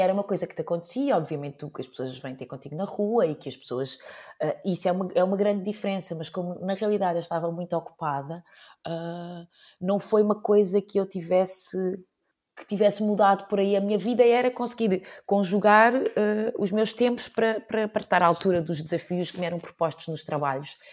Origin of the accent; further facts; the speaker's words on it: Azambuja, Lisbon, Portugal; na Zambuja, que era, é de onde eu sou